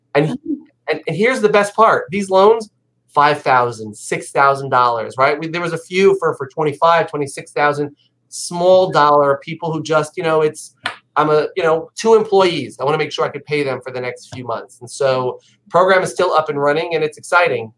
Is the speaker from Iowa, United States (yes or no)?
no; New York, United States; I'm a New Yorker.